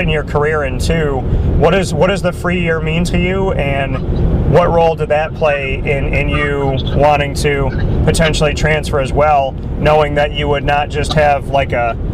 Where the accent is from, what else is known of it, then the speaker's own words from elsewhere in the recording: Syracuse, New York, United States; also born or lived in Pennsylvania / Florida; I actually was born and raised in Syracuse and decided to go out of state